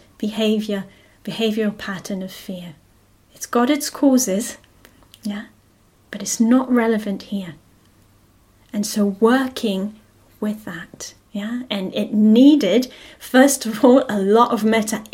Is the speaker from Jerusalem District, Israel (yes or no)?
yes; Jerusalem, Jerusalem District, Israel; moved away; I grew up in Israel, yeah, and I grew up in Jerusalem